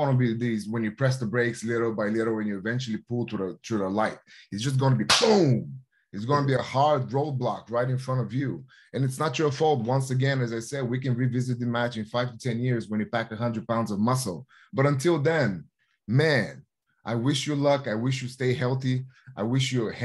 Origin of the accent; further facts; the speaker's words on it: Plovdiv, Plovdiv Province, Bulgaria; moved away; my hometown in Plovdiv, Bulgaria, which is the sixth oldest living city in Bulgaria.